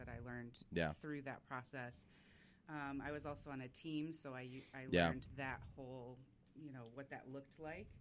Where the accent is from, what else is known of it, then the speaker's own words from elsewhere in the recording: Michigan, United States; also born or lived in California; I'm from Michigan.